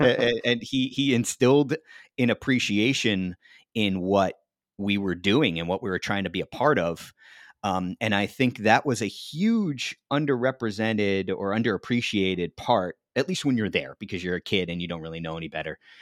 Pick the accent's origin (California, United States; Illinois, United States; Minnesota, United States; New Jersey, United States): New Jersey, United States; my home state of New Jersey